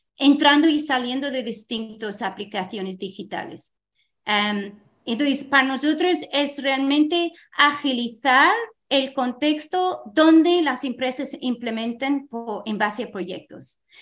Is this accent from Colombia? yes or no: no; Ireland; Spanish is a second language; moved away as an adult; also born or lived in Scotland; now in Spain; yo soy de Irlanda, también he estudiado en Escocia